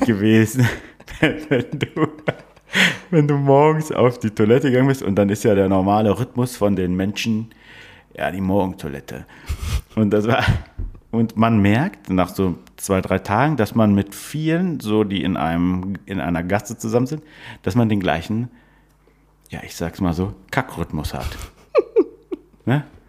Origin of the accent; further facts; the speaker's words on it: Northern Germany, Germany; Als Norddeutscher, wir sind ja beides Norddeutsche